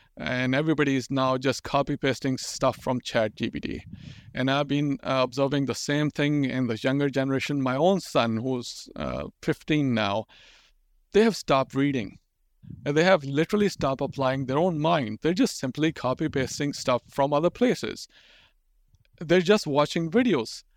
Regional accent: Pakistan; English is a second language; I'm growing up in Pakistan

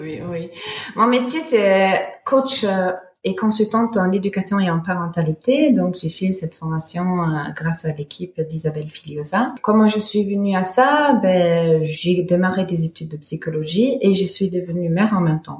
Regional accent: Germany; French is a second language; moved away as an adult; now in Montpellier, France; je suis née en Allemagne et ben, jusqu'à mes 20 ans, j'ai j'ai grandi en Allemagne

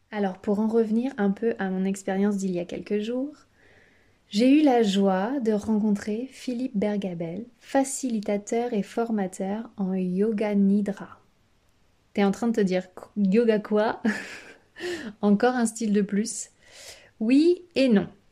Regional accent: France; Chez nous en France

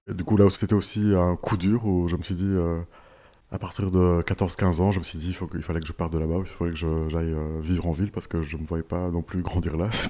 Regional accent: Rwanda; born there; also born or lived in Kenya; Voilà, je suis né au Rwanda, puis j'ai vécu au, Kenya

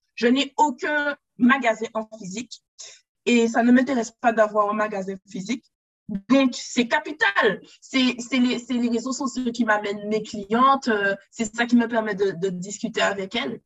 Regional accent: Guadeloupe; de base, je suis Guadeloupéenne.

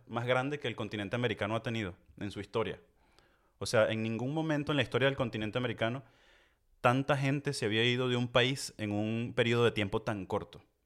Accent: Venezuela; moved away as an adult; now in France; nosotros crecimos en Venezuela

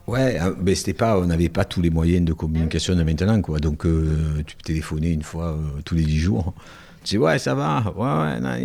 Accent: Marseille, Provence-Alpes-Côte d'Azur, France; accent: Marseille accent

